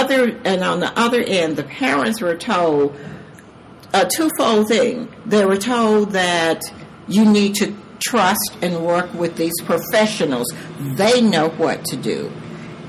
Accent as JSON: {"language": "English", "region": "Georgia", "country": "United States", "also_born_or_lived": "San Diego, California", "moved": "as an adult", "lives_now": "South Carolina, United States", "said": "I am originally from Georgia, but my husband and I married early, and he joined the military, so we toured with him in a number of different countries and states"}